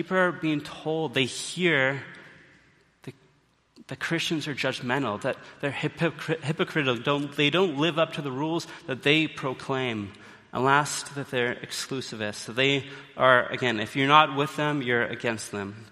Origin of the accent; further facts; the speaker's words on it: Canada; now in British Columbia, Canada; we, as Canadians, we have some pride